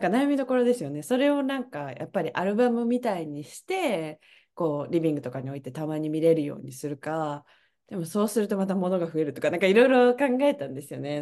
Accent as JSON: {"language": "Japanese", "region": "Kyoto", "country": "Japan", "tie": "born or raised there", "moved": "as an adult", "lives_now": "Canada", "said": "私は京都の市内で育った"}